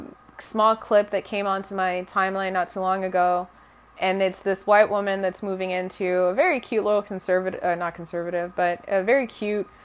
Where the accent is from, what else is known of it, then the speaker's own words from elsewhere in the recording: Zambia; first language Bemba; English is a second language; now in United States; When I was growing up, you normally grew up, like, trilingual. So we were colonized by the British. So once again, I knew English, my native language, which was Bemba